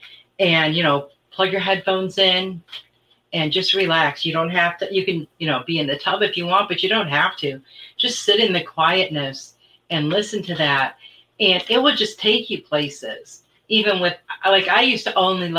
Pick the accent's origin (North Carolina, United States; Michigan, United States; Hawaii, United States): Michigan, United States; moved away; I was from Michigan